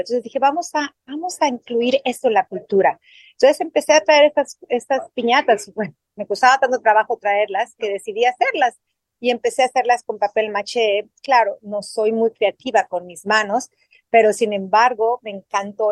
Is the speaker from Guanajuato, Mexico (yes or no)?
no; Mexico City, Mexico; moved away as an adult; now in Australia; Yo soy de la Ciudad de México, yo aprendí a nadar en la Ciudad de México